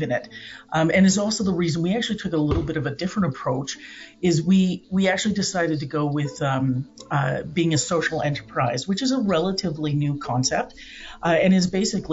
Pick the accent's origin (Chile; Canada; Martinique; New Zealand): Canada; Alberta; born or raised there; also born or lived in Come By Chance, Newfoundland